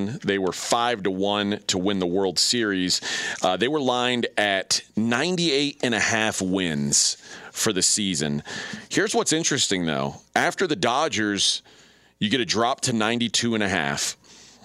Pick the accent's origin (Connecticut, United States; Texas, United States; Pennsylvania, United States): Texas, United States; Houston; I grew up in a very hot town that figured out early you need to have air-conditioned baseball.